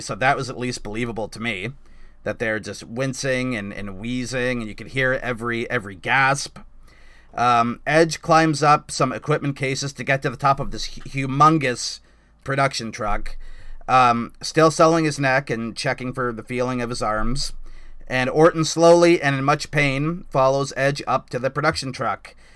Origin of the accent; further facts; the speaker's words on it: Canada; I'm a Canadian